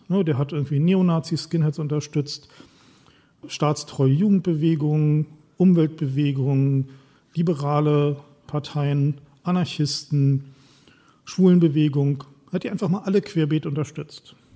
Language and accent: German; East Germany, Germany; Ich komme aus dem Osten, ich war 18, als die Mauer gefallen ist